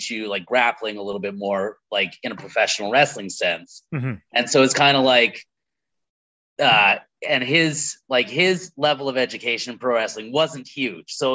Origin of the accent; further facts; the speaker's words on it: Red Deer, Alberta, Canada; I'm from Red Deer